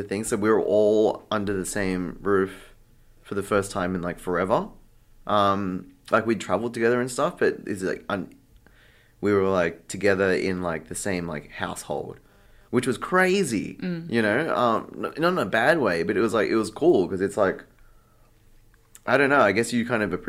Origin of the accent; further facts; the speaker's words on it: Sydney, New South Wales, Australia; also born or lived in Bangkok; I'm from Sydney. I moved to Bangkok in 2019